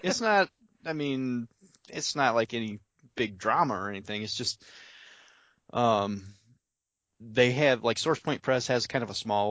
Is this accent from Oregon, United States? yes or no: no; Indiana, United States; now in Bay City, United States; I'm from Indiana.